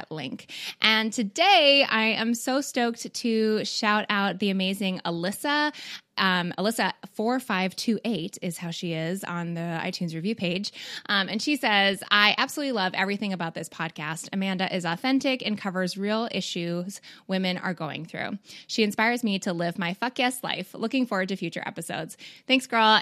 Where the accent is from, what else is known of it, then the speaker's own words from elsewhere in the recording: Canada; also born or lived in Midwest, United States; now in United States; I'm not a Southerner. I do live in the Midwest though. But actually Canadian.